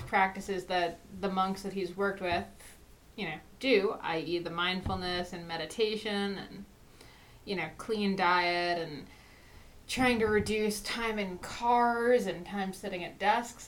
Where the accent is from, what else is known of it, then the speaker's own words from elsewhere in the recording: New Jersey, United States; I'm from New Jersey